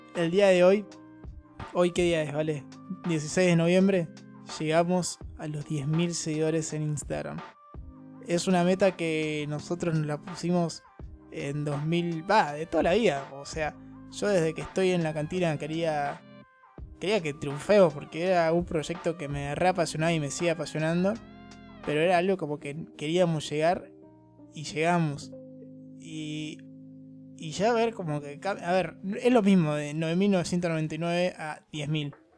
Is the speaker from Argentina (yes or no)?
yes; Argentina; yo también soy argentina